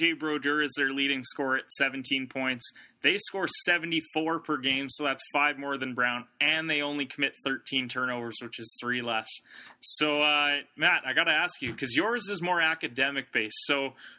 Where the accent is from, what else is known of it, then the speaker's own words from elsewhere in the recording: Canada; we're Canadian